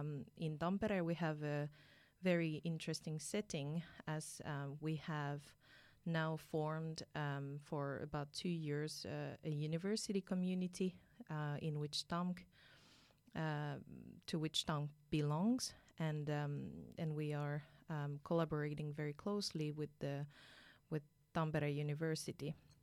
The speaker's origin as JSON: {"language": "English", "country": "France", "second_language": "English", "moved": "as an adult", "lives_now": "Finland", "said": "So as you might have guessed from my name, I'm originally from France. I have come to Finland 7 years ago"}